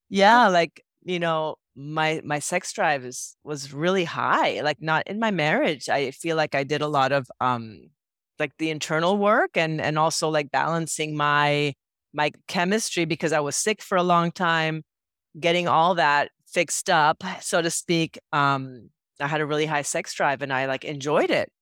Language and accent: English; Puerto Rico; moved away as an adult; also born or lived in San Francisco; I grew up in Puerto Rico